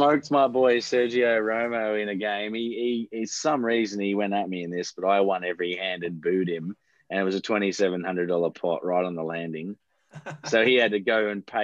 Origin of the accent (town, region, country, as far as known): Australia; also born or lived in United States